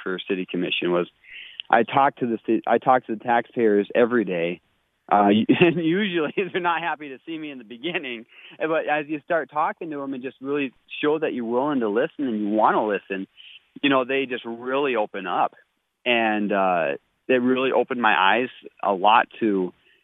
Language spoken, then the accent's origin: English; Minnesota, United States; moved away as an adult; now in Bismarck, United States; I grew up in Minnesota and moved out here almost straight out of high school